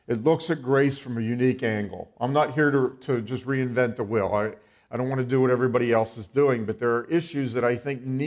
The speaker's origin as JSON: {"language": "English", "region": "Western Pennsylvania", "country": "United States", "tie": "born or raised there", "said": "I am from Western Pennsylvania. I've been there all my life."}